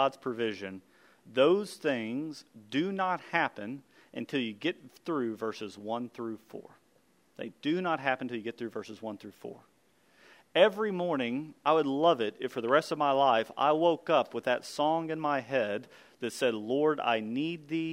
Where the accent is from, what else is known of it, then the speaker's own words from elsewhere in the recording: United States; as American men